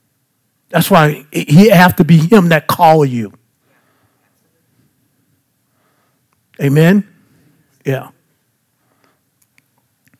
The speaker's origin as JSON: {"language": "English", "town": "Baton Rouge", "region": "Louisiana", "country": "United States", "said": "I'm just from South Baton Rouge"}